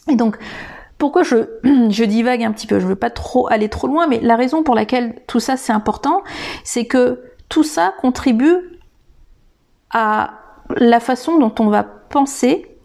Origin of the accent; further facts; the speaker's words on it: Madagascar; de comment je devais penser en tant que malgache.